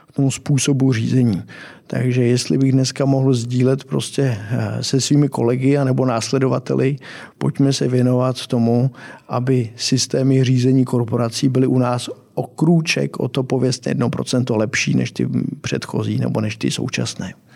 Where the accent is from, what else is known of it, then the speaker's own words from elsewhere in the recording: Czechia; jako Češi